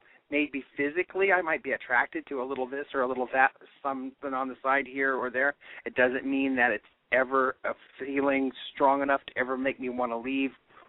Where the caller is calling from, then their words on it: San Francisco, California, United States; I'm calling from San Francisco.